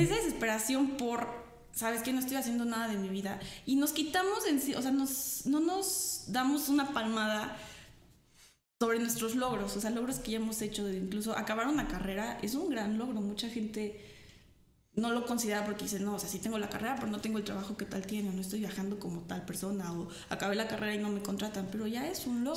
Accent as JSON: {"language": "Spanish", "country": "Mexico", "said": "como mexicanos"}